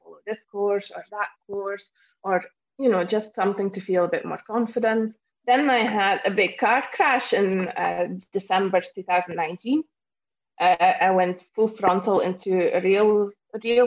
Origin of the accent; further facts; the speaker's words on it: Belgium; moved away as an adult; now in Scotland, United Kingdom; I'm originally from Belgium and I moved to Scotland in 2011.